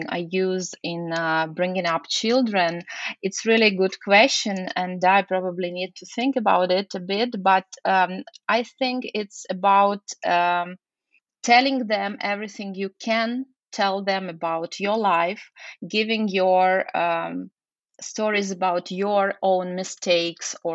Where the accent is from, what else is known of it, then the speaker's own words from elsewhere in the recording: Lviv, Lviv Oblast, Ukraine; moved away as an adult; now in Kyiv, Ukraine; I was born in Lviv. Actually, graduated from university there, and then I changed the city, so we moved to Kiev